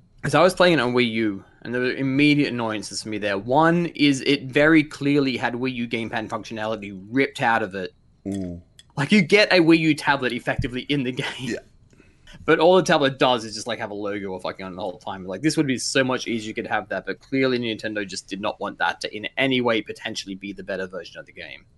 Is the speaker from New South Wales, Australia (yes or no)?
yes; Blue Mountains, New South Wales, Australia; also born or lived in Korea; I grew up in the Blue Mountains